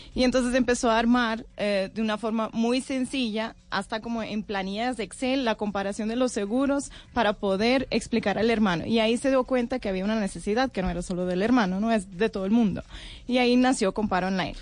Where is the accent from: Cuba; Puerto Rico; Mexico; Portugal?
Portugal; moved away as an adult; now in Colombia; Yo soy de Portugal